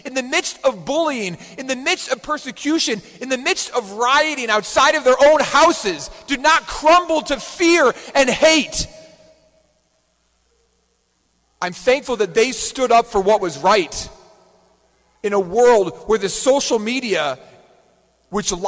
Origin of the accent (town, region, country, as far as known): United States